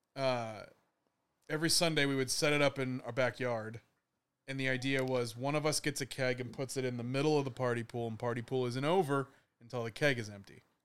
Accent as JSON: {"language": "English", "town": "Los Angeles", "region": "California", "country": "United States", "also_born_or_lived": "Lancaster, California", "moved": "as an adult", "said": "I'm from Panorama City"}